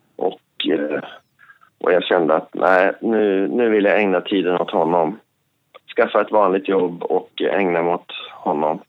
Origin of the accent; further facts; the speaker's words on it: Alfta, Gävleborg County, Sweden; jag växte upp på landet i Hälsingland